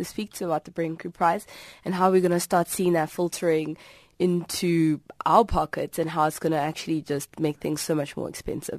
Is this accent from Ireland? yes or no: no; South Africa; And you might say, why me as a South African, why must I take this seriously?